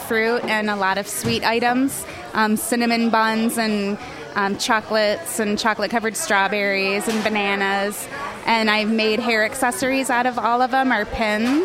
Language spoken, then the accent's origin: English; Seattle, Washington, United States; moved away as an adult; now in Ann Arbor, United States; I'm originally from Seattle, and I just moved here about a year ago to go to graduate school.